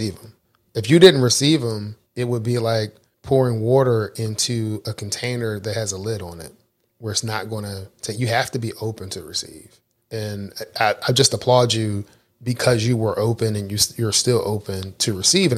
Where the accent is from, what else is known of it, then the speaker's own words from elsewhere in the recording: Philadelphia, Pennsylvania, United States; moved away; I'm originally from Philadelphia, so I'm a Philadelphia Eagles fan